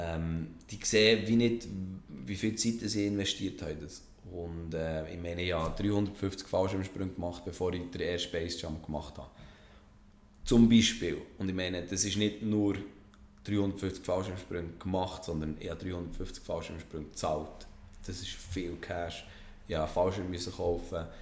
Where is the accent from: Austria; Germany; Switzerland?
Switzerland